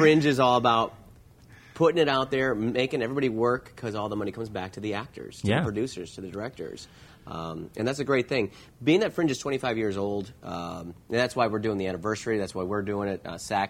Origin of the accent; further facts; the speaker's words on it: Chicago, Illinois, United States; Well, I come from Chicago